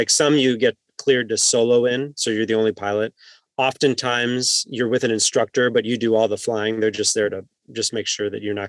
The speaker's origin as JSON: {"language": "English", "area": "the Rockies", "region": "Rocky Mountains", "country": "United States", "tie": "born or raised there", "moved": "as an adult", "lives_now": "Edwards, California, United States", "said": "I grew up in the Rockies."}